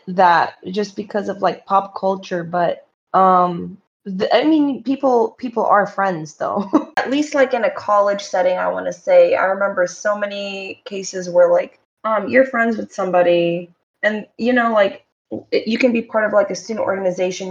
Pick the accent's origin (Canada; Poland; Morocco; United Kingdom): Morocco; I'm from Morocco